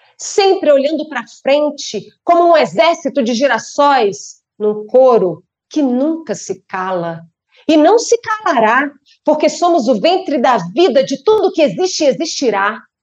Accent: Brasília, Federal District, Brazil; Eu sou brasiliense

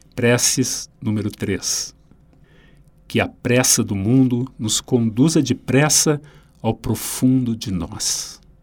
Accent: Rio Grande do Sul, Brazil; um autor da minha terra

